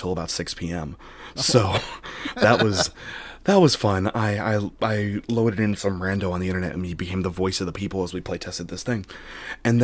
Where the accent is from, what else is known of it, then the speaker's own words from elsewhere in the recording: Sacramento, California, United States; I'm from Sacramento